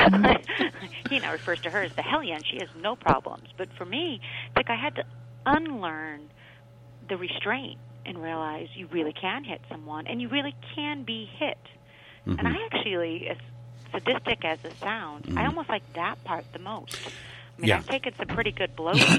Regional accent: Oregon, United States; I grew up in Oregon

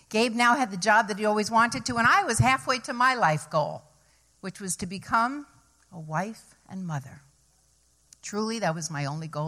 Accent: New York City, New York, United States; moved away as an adult; also born or lived in Ithaca, New York / Fairfield County, Connecticut; I came from New York City

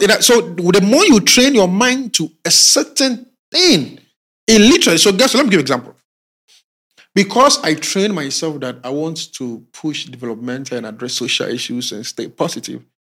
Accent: Ghana; we as Ghanaian youths in the rural communities and in our towns, small towns

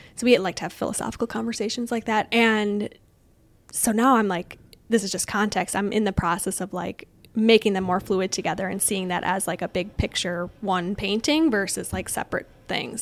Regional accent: Woodbury, Minnesota, United States; also born or lived in Illinois; we lived in Illinois for a hot second and then moved to Minnesota. So I grew up in Woodbury, East Side

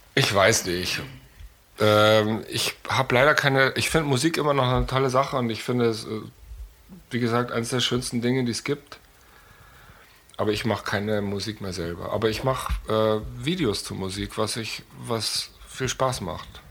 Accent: Munich, Bavaria, Germany; also born or lived in New York; ich bin in München geboren

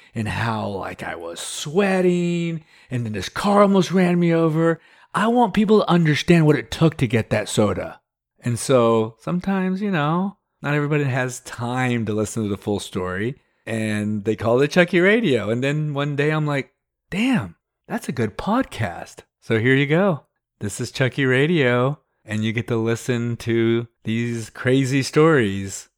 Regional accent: Texas, United States; also born or lived in California; my friends I grew up with here in Texas

